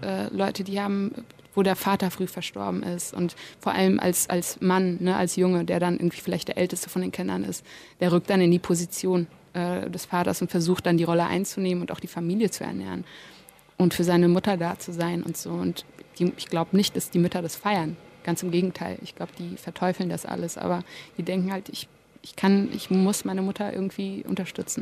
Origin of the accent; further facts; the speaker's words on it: Germany; ich bin ja hier geboren, und aufgewachsen.